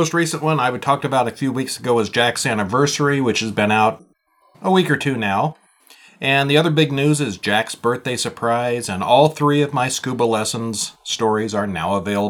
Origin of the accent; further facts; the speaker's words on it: Montreal, Quebec, Canada; 2 are in French. I'm from Montreal.